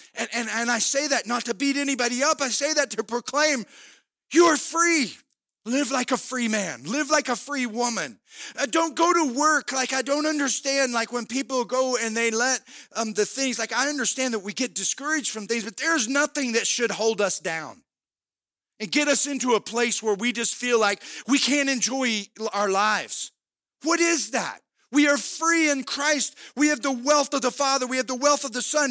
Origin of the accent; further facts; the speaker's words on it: United States; in this country we live, we have the physical freedom of being an American